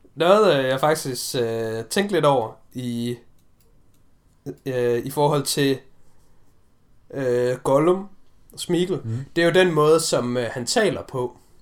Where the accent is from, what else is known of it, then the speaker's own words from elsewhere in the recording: Denmark; vi har jo som danskere